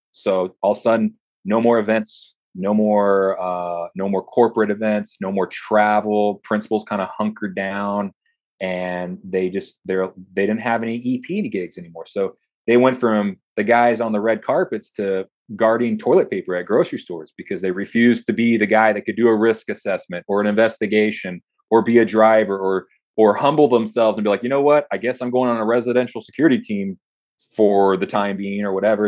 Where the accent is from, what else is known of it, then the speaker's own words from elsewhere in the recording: South Texas, United States; I'm a kid from South Texas driving around clients in Los Angeles with a Tom Tom